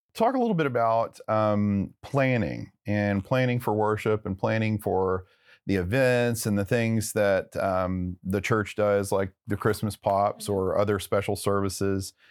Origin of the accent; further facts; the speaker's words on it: Texarkana, United States; now in Plano, United States; where I grew up in Texarkana